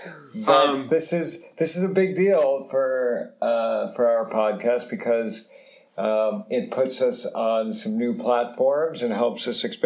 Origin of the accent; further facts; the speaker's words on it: New Jersey, United States; I grew up in New Jersey.